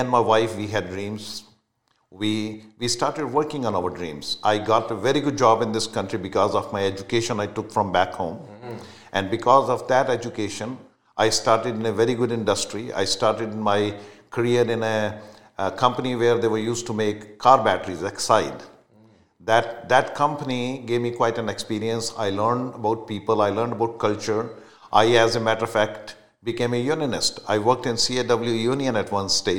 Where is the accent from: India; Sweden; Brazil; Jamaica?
India; moved away as an adult; now in Canada; I'm a proud Canadian, but I was born in India, so my roots are still there